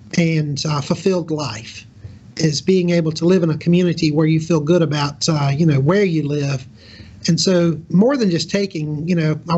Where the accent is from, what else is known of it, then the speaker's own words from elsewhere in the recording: Jackson, Mississippi, United States; moved away as an adult; also born or lived in Hattiesburg, Mississippi; now in Mississippi Gulf Coast, United States; I'm originally from Jackson, Mississippi. I went to school at Southern Miss, and then, you know, I found my way to the Gulf Coast